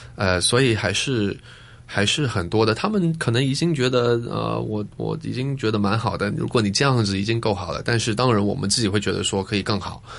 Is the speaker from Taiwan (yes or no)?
no; Hong Kong; moved away as an adult; 我小时候，我是在香港出生的，嗯。而，然后我爸爸是英国人嘛，呃，我长大的那个地方呢，是一个小村子